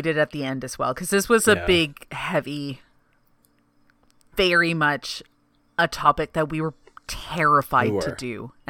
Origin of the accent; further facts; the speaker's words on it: Canada; I'm Canadian.